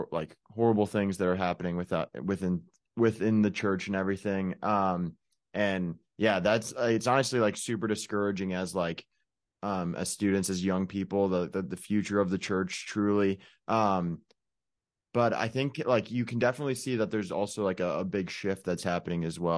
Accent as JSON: {"language": "English", "town": "Chicago", "region": "Illinois", "country": "United States", "moved": "yes", "lives_now": "Cincinnati, United States", "said": "I'm from Chicago"}